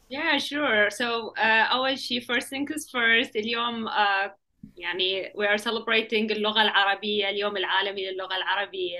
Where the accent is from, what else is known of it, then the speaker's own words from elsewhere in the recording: Iraq; also born or lived in Baghdad / Samawah; احنا يعني جايين من العراق